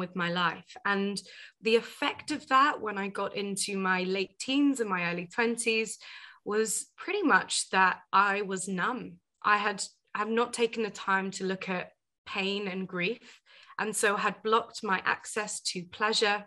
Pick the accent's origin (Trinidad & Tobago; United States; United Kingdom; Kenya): United Kingdom; also born or lived in Asia; I'm a first generation British Indian woman, right? So my parents moved over